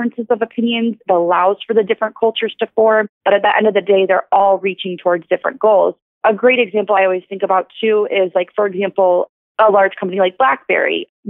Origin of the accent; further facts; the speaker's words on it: Detroit, Michigan, United States; I'm from Detroit